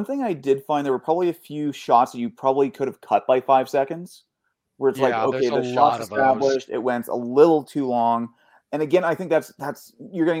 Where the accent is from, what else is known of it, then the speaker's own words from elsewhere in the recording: Canada; I'm Canadian.